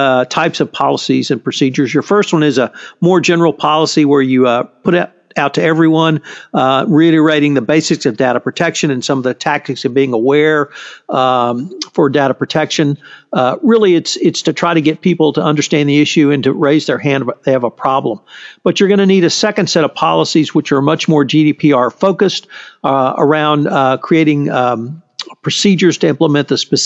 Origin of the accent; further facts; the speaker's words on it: Texas, United States; I'm a Texan